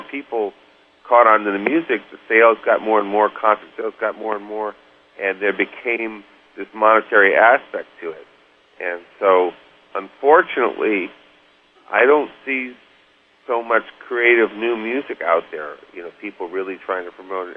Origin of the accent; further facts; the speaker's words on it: suburb of New York, United States; also born or lived in St. Louis, Missouri; we were living uh, in St. Louis, Missouri, and then we moved to New York New York area, actually a suburb of New York